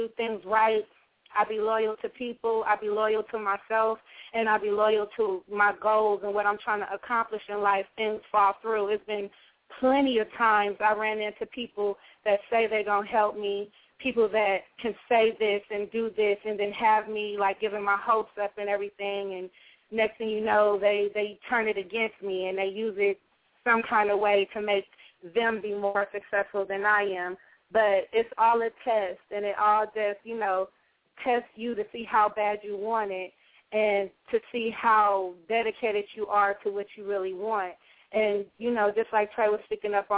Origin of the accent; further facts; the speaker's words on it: Los Angeles, California, United States; I'm from the West Coast of L.A.